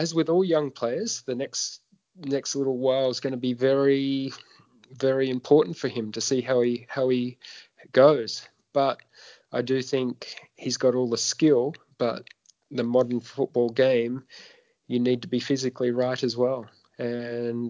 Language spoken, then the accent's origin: English; Sydney, New South Wales, Australia; in my hometown